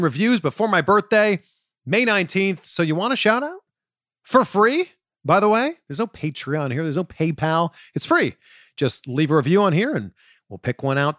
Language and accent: English; Canada; I'm originally from Canada.